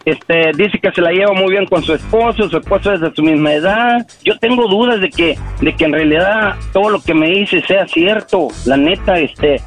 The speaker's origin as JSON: {"language": "Spanish", "region": "Guerrero", "country": "Mexico", "moved": "yes", "lives_now": "United States", "said": "en mi pueblo, porque ella estaba allá en Guerrero y yo también"}